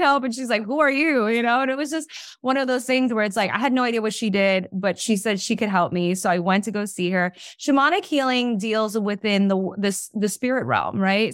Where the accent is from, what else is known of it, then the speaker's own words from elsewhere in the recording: New York, United States; I'm from New York.